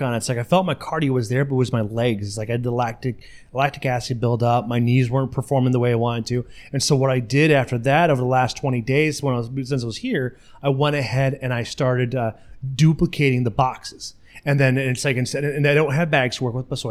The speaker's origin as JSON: {"language": "English", "town": "La Crosse", "region": "Wisconsin", "country": "United States", "said": "I'm from La Crosse, so I'm able to go to Grand Nance Bluff"}